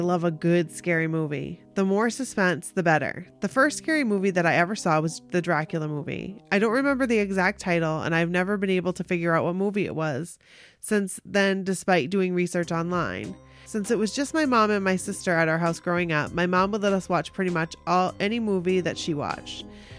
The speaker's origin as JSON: {"language": "English", "town": "Chicago", "region": "Illinois", "country": "United States", "tie": "born or raised there", "said": "I grew up in Chicago."}